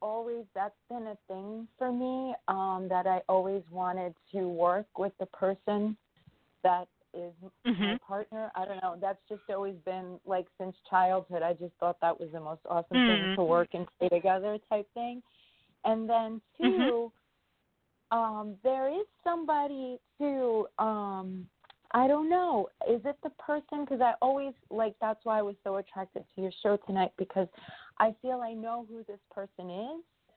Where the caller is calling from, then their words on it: New York, United States; I'm calling from New York.